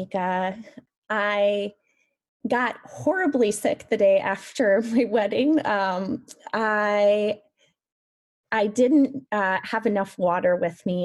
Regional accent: Van Meter, Iowa, United States; growing up in Van Meter

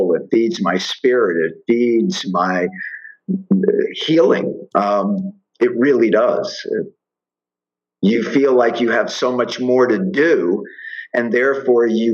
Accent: Miami, Florida, United States; now in Colorado, United States; growing up in Miami and working on Miami Beach for years

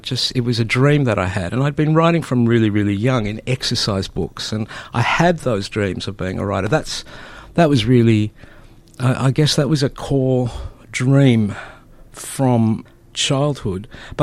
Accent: Melbourne, Victoria, Australia; born or raised there; first language Greek; English is a second language

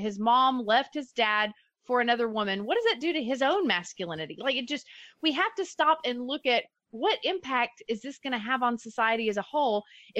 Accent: Dallas, Texas, United States; you and I are both from the Dallas area

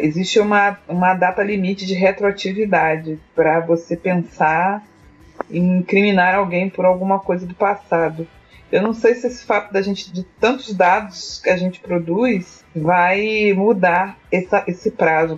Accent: Niterói, Rio de Janeiro, Brazil; sou de Niterói, Rio de Janeiro

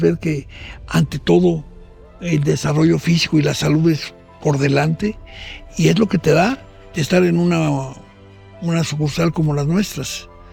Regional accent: Mexico

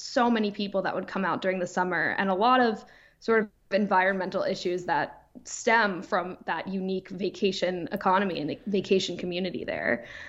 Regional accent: New York, United States; I grew up on the East End of Long Island, which a lot of people know as the Hamptons. You know, year round, it's a small town just like any other

